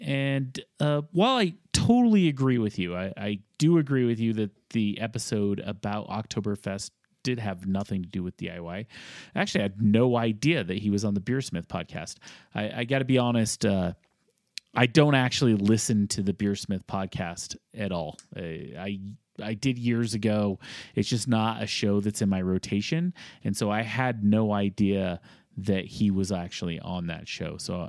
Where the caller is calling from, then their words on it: Denver, Colorado, United States; I am from Denver Metro, and I have to hear, I love hearing about the local breweries and guests